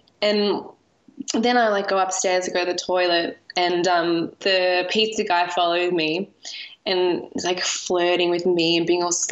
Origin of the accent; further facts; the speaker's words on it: Australia; moved away as an adult; now in Italy; we're two Australian women